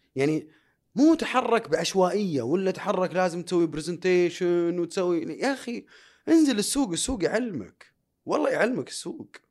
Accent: Saudi Arabia; انا اول سعودي في تاريخ المملكه العربيه السعوديه

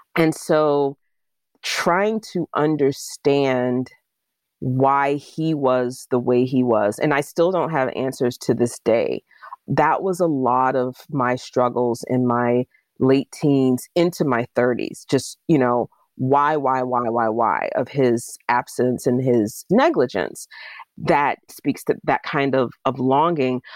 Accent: Jacksonville, Florida, United States; moved away as an adult; now in Pittsburgh, United States; my hometown in Jacksonville, Florida

